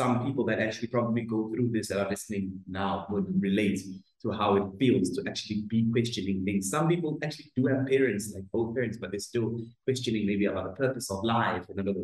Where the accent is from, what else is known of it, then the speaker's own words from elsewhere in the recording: Greytown, KwaZulu-Natal, South Africa; I'm from a small town in KZN called Greytown.